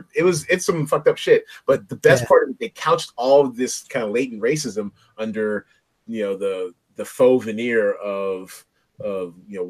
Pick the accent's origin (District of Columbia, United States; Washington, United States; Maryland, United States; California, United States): Washington, United States; Seattle; also born or lived in New York; I was born in New York, but we defected to Seattle, you know, when I was like 3 and a half. So my first memories of anything were the day we got to Seattle. So I grew up in Seattle. I claimed Seattle.